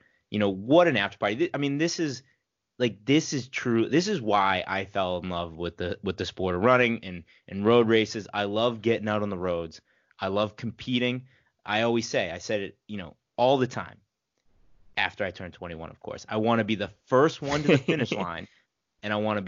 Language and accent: English; New England, United States; we're from New England. You know, we grew up running in cold winters